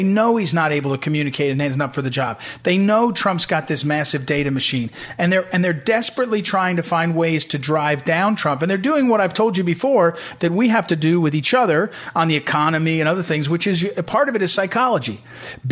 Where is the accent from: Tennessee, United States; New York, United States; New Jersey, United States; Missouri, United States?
Missouri, United States; I'm from Missouri